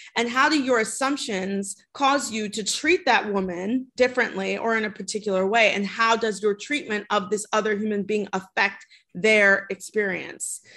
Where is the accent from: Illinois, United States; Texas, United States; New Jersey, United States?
Illinois, United States; Chicago; I am from Chicago. I grew up in the city